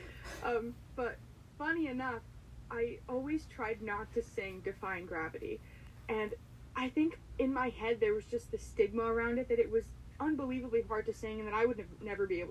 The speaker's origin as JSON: {"language": "English", "area": "Waldorf", "region": "New Jersey", "country": "United States", "also_born_or_lived": "Amherst, Massachusetts", "said": "I am from Waldorf, New Jersey, so I'm in the north part of New Jersey"}